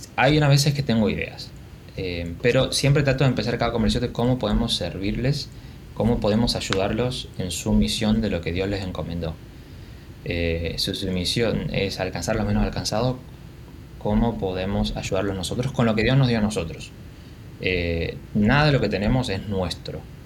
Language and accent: Spanish; Argentina; Como buen argentino